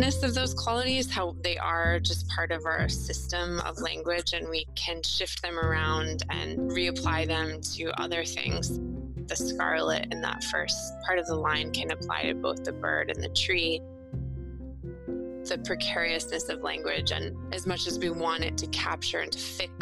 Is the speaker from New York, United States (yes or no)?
yes; upstate New York, United States; now in California, United States; I grew up in the Northeast in upstate New York.